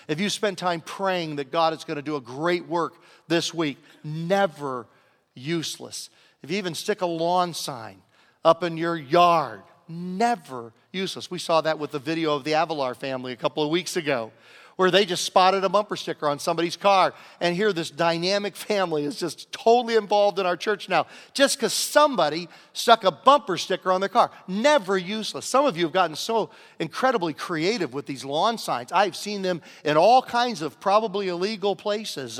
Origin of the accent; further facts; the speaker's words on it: Virginia, United States; moved away; I grew up in Virginia next door